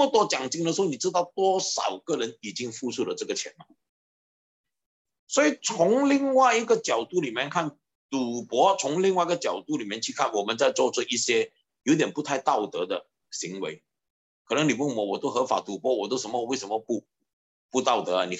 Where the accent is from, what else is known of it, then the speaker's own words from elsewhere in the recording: Guangdong, China; 我们广东人讲胆三胆快啊，对不对？